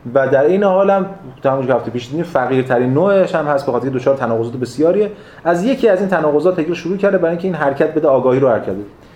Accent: Iran; من ایرانیم

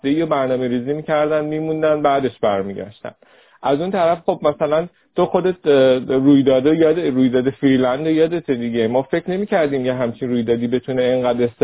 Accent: Rasht, Gilan, Iran; به هر کس که میگفتیم که ما رشتیم و شما بیاین برای جلسه

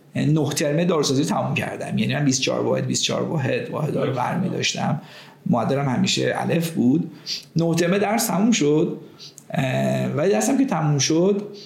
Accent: Tehran, Tehran Province, Iran; moved away as an adult; در همین محله فاطمی به دنیا اومدم و دوره دبستانم رو در مدرسه ایران جهانبانی گذروندم

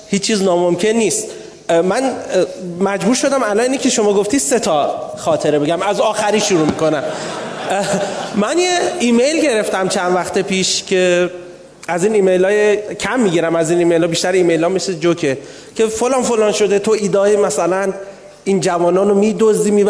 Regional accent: Abadan, Khuzestan, Iran; accent: Khuzestani; من آبادانی هستم ما معمولا خیلی سریح لحجه ایم خوزستانی ها

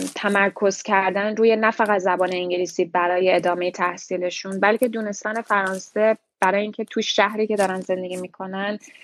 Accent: Iran; moved away as an adult; also born or lived in Tehran / Montreal, Canada; now in Toronto, Canada; لیسانس روانشناسی از ایران دادم. و وقتی اومدم کانادا

